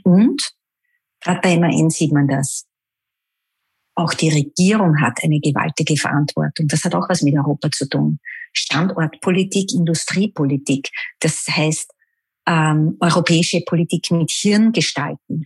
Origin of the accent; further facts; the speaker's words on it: Vienna, Austria; Ich bin Wienerin durch und durch.